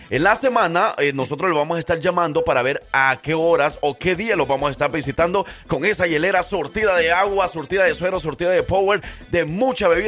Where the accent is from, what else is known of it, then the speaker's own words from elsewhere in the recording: Nueva Concepción, Chalatenango, El Salvador; now in Alabama, United States; Directamente desde la Nueva Concepción en Chalatenango, El Salvador